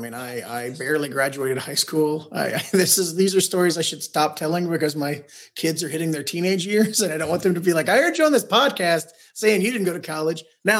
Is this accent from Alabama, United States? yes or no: no; Kentucky, United States